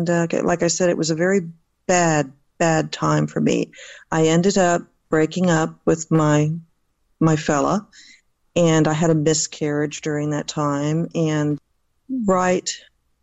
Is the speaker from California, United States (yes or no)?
yes; Southern California, United States; moved away as an adult; also born or lived in Jacksonville, Florida / Sanford, Florida / Alexandria, Virginia; now in Northern Virginia, United States; I was raised in Southern California